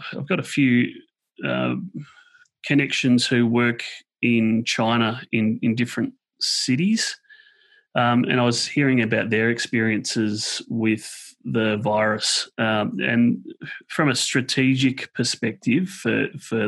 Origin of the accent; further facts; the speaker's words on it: Woodend, Victoria, Australia; I'm an Australian from a little town called Woodend, which is just out of Melbourne.